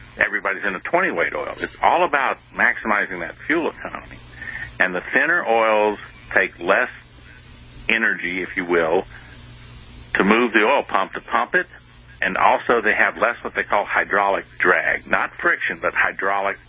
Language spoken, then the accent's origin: English; United States